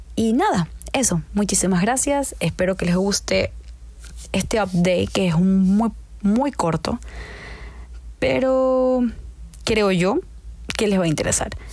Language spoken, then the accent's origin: Spanish; Ecuador; en Ecuador, en mi país